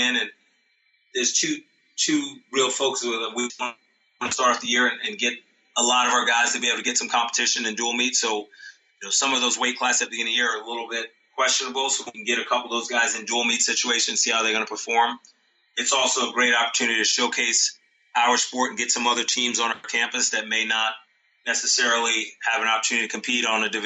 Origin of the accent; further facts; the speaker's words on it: New York, United States; moved away; I always love to get back to New York, my home state.